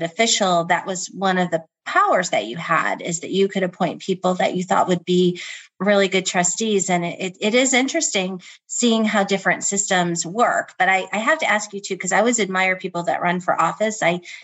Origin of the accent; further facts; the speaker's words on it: Midwest, United States; now in New Jersey, United States; I'm from the Midwest